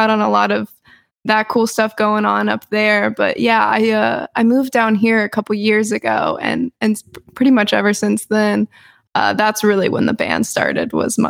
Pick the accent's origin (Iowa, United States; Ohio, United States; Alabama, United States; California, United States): Ohio, United States; moved away as an adult; now in Nashville, United States; I'm actually originally from Ohio